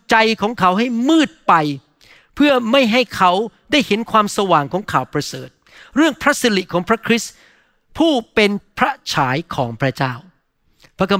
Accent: Thailand; moved away; ตอนที่ผมโตมาในประเทศไทย

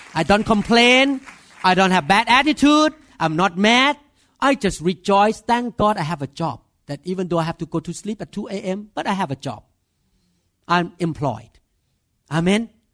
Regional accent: Thailand; English is a second language; moved away as an adult; now in United States; I'm Thai.

